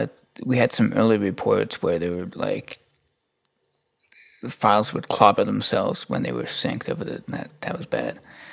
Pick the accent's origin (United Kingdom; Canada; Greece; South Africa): Canada; because I'm Canadian, so we should probably just nationalize every company.